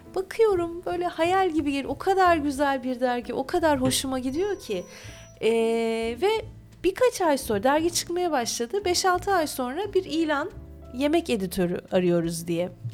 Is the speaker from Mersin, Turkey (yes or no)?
yes; Mersin, Turkey; Çukurovalıyım aslında Mersinliyim ama anne tarafım İzmirli.